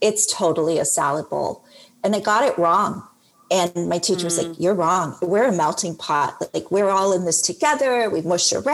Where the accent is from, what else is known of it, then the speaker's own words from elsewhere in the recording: Johannesburg, Gauteng, South Africa; I was born in Johannesburg, South Africa, and grew up as a white identifying little girl